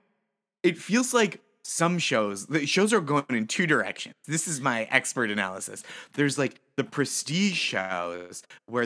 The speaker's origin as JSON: {"language": "English", "region": "Massachusetts", "country": "United States", "tie": "born or raised there", "said": "I grew up in Massachusetts"}